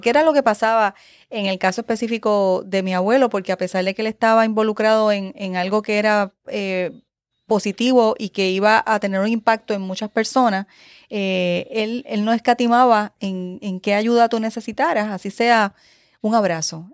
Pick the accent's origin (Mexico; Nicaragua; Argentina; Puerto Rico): Puerto Rico; San Juan; also born or lived in Spain; soy de San Juan. Eh, de San Juan, de Río Piedras, San Juan, Puerto Rico